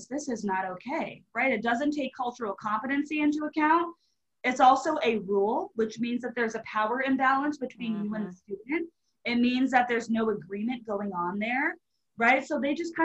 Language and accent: English; Marlton, New Jersey, United States; moved away as an adult; also born or lived in Charleston, South Carolina; I grew up in Marlton, New Jersey, which is a suburb of Philadelphia